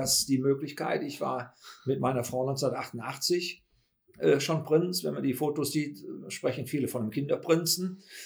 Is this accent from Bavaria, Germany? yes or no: no; Königswinter, North Rhine-Westphalia, Germany; Also ich persönlich wohne im Siebengebirge, bin auch im Siebengebirge in Königswinter aufgewachsen. Das ist meine Heimat.